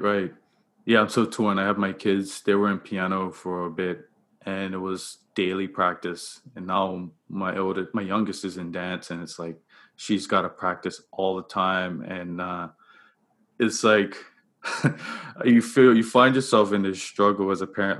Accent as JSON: {"language": "English", "country": "Bermuda", "tie": "born or raised there", "said": "I I grew up in Bermuda. That's where I'm I'm from"}